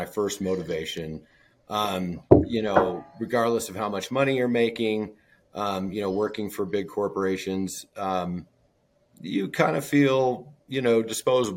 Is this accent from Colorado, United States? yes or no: yes; Colorado, United States; moved away; I'm from Colorado.